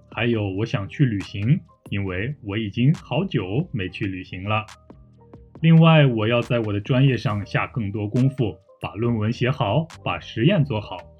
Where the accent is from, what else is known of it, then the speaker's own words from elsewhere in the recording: Taiyuan, Shanxi, China; now in Busan, South Korea; 他的女朋友也是我的老乡，也来自我的家乡山西省太原市。